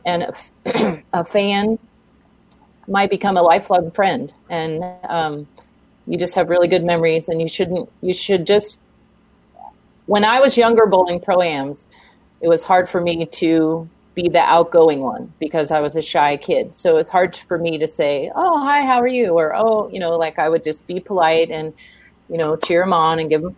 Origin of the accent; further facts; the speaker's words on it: Fremont, California, United States; I grew up in Fremont